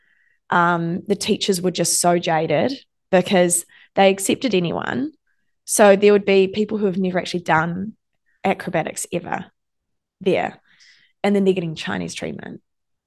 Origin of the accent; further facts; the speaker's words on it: New Zealand; I'm from New Zealand.